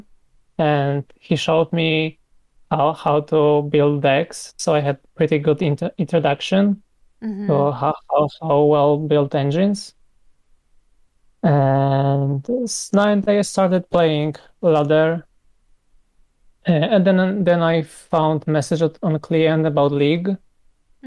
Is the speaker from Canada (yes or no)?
no; Poland; I'm from Poland